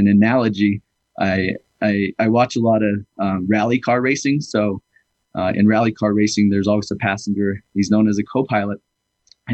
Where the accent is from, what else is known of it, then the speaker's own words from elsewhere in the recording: Navajo, New Mexico, United States; also born or lived in Beaverton, Oregon; now in St. Michaels, United States; I'm originally from Navajo, New Mexico, but currently live in St. Michael's at the moment